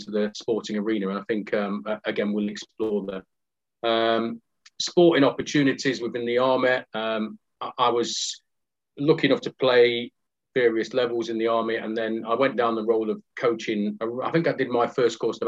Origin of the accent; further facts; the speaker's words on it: Nottingham, East Midlands, United Kingdom; I'm from Nottingham. I was brought up in, shall we say, a robust council estate called Aspley in Nottingham